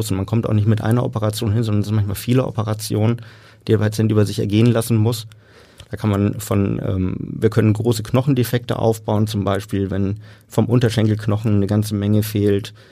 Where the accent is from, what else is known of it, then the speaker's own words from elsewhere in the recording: Bremen, Germany; also born or lived in Munich; gebürtig bin ich Münchner, habe die ersten sechs Jahre meines Lebens in Süddeutschland verbracht und bin dann nach Bremen gekommen mit meinem Vater, der da gearbeitet hat.